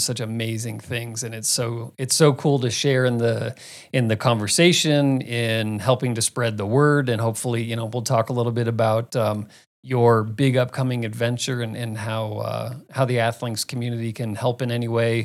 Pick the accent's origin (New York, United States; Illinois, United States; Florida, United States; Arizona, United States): Arizona, United States; Phoenix; moved away; I grew up in Phoenix